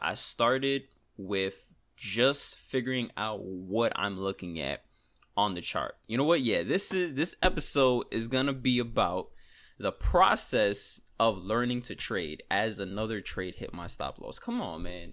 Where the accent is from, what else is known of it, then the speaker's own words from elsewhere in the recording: New York, United States; accent: New York; We, we in New York